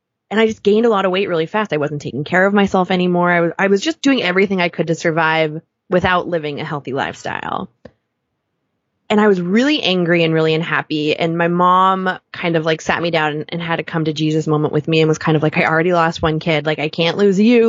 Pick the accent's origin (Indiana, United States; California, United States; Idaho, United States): California, United States; Southern; now in New York, United States; I grew up in Southern California, like we grew up in bathing suits